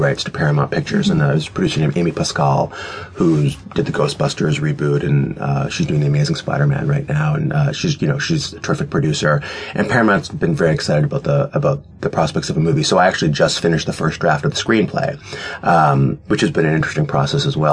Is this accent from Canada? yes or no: yes; Canada; I'm Canadian